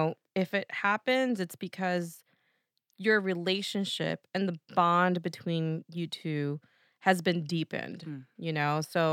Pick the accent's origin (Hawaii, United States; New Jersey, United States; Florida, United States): New Jersey, United States; accent: Jersey; back to my Jersey accent. Let me get back to East Coast mode here